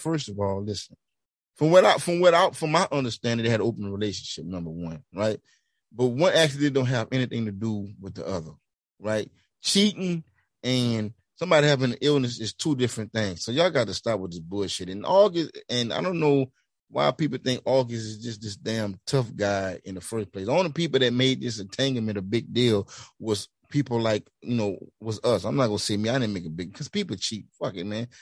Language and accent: English; Louisiana, United States; I'm from Louisiana